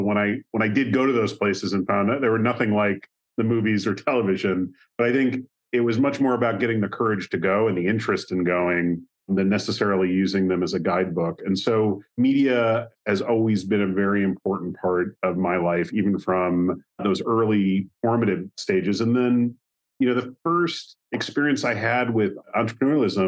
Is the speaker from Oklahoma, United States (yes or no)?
no; just outside of Chicago, Northern Illinois, United States; I grew up in the Midwest. I grew up in Northern Illinois, just outside of Chicago